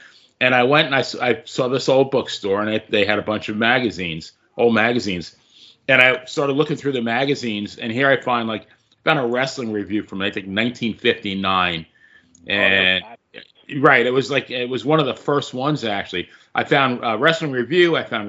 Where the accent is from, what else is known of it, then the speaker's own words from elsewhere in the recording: Long Island, New York, United States; I grew up in Long Island